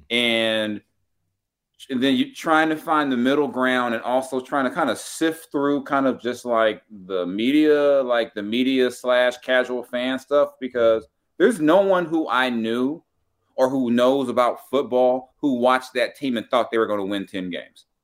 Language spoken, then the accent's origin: English; Los Angeles, California, United States; moved away; I was South Central, too. I used to live, I used to live not too far from Crenshaw and Slauson